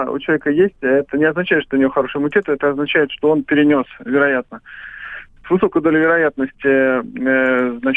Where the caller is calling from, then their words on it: Tver, Tver Oblast, Russia; Я вот звоню из Твери вам.